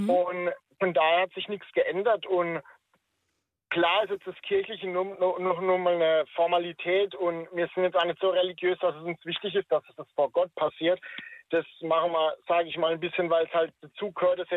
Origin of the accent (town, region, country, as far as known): Baden-Württemberg, Germany